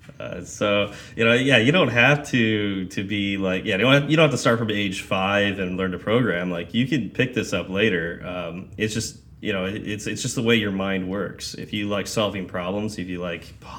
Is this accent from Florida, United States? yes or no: no; Lancaster or Palmdale, California, United States; moved away as an adult; also born or lived in Fresno, California / Wichita, Kansas / Las Cruces, New Mexico; I grew up in Lancaster or Palmdale, went to Fresno State for 3